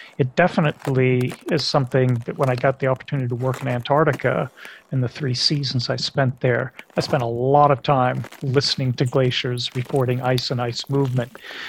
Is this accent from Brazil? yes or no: no; Algeria; So growing up in Algeria as a little kid, where those neural networks of language are forming, speaking English at home, but my parents also spoke French to help me with my homework